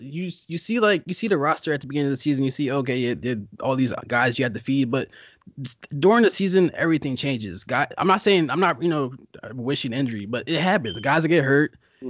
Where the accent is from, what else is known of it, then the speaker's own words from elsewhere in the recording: Philadelphia, Pennsylvania, United States; I'm from Philadelphia